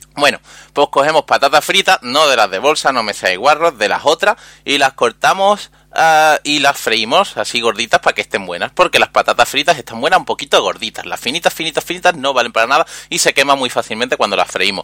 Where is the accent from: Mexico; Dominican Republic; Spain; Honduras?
Spain; Andalusia; yo soy un emisario andaluz